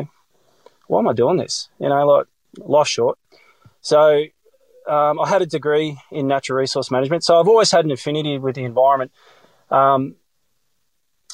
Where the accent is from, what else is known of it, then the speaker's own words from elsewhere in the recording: South Gippsland, Victoria, Australia; moved away as an adult; also born or lived in Melbourne, Australia; now in far south coast, New South Wales, Australia; I was born in Melbourne, actually, in the eastern suburbs of Mitcham, but I grew up in South Gippsland